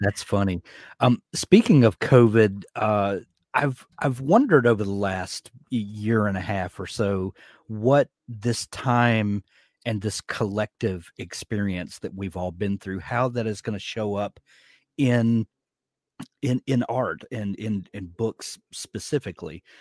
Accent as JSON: {"language": "English", "region": "the American South", "country": "United States", "accent": "American drawl", "said": "I'm from the American South"}